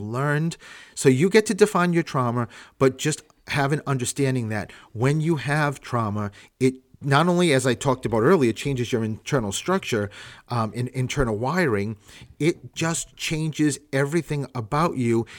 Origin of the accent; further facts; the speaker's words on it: Providence, Rhode Island, United States; I'm from Rhode Island